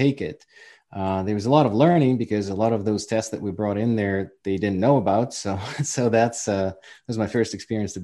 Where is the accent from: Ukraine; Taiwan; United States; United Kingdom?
Ukraine; accent: Ukrainian; English is a second language; moved away as an adult; also born or lived in Prince Edward Island, Canada; now in New Brunswick, Canada; my Ukrainian accent